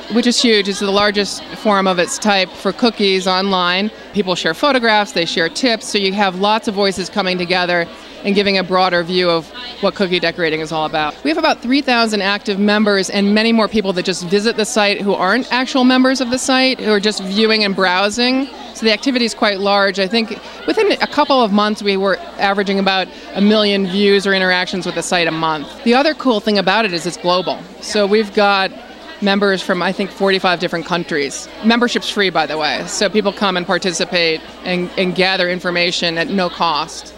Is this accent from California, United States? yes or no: no; St. Louis, Missouri, United States; I had a cake bakery for about 10 years in St. Louis, Missouri, which is my hometown